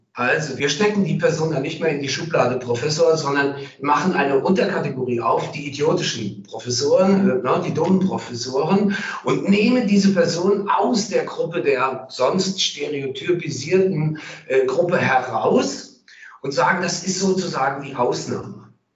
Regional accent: Cologne, North Rhine-Westphalia, Germany; als Kölner

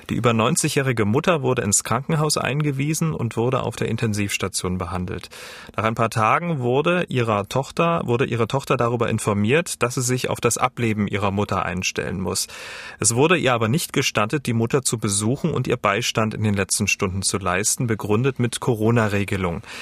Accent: Saarland, Germany; ich als Saarländer, ein bisschen verarscht fühlt

